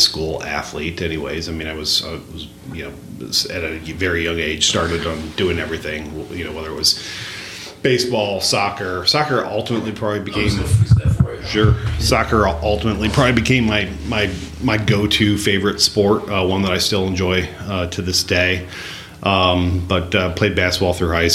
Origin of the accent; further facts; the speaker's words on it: South Bend, Indiana, United States; moved away as an adult; now in Madison, United States; I grew up in South Bend, Indiana